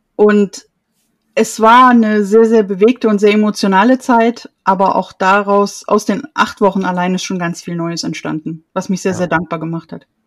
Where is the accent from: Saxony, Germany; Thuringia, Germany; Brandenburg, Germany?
Thuringia, Germany; Erfurt; ich komme aus Erfurt